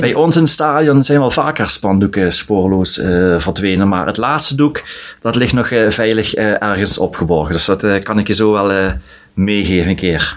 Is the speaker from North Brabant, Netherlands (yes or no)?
no; Sittard, Limburg, Netherlands; Ik geboren in Sittard